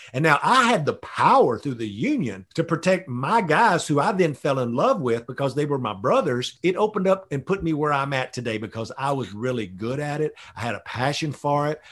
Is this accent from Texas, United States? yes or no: yes; Tyler, Texas, United States; moved away; I grew up in the piney woods of East Texas. The nearest city was Tyler, Texas.